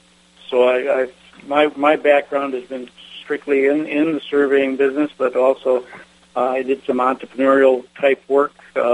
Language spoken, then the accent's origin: English; Michigan, United States; I came to NSPS as from Michigan, as you know, the was elected to come out as a director. I represented the state of Michigan.